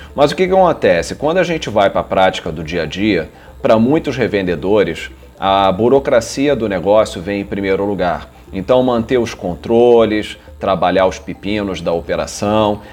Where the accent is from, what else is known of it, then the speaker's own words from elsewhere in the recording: Rio de Janeiro, Brazil; Eu nasci, eu sou, sou carioca, nasci no Rio de Janeiro, morei aqui minha vida toda